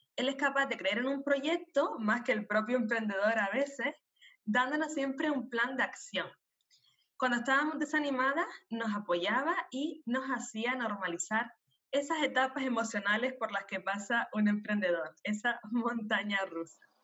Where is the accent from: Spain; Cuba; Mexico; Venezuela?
Spain; Canary Islands; nacida en Canarias